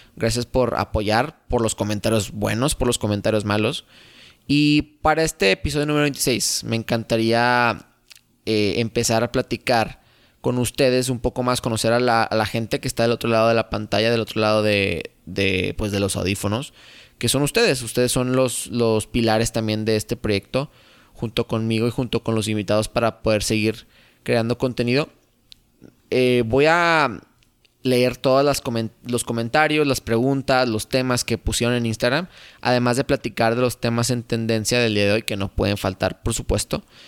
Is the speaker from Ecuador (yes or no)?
no; Torreón, Coahuila, Mexico; Yo soy de Torreón, Coahuila